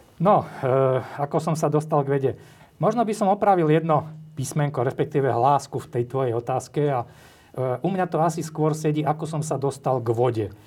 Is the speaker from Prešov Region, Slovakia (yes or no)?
yes; Zborov, Prešov Region, Slovakia; moved away as an adult; also born or lived in Bratislava; ja som rodák zo Zborova, to je taká väčšia, väčšia dedina pri Bardejove